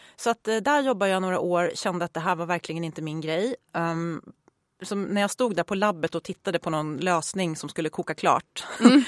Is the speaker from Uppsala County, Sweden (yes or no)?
yes; Uppsala, Uppsala County, Sweden; Jag är född och uppvuxen i Uppsala